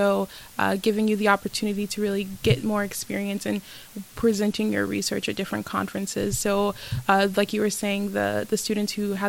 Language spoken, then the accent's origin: English; Fort Lauderdale, Florida, United States; I'm originally from Fort Lauderdale.